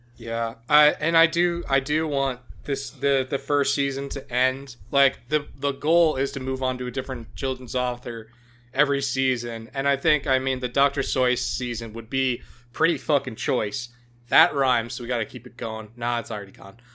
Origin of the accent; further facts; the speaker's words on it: Canada; being Canadian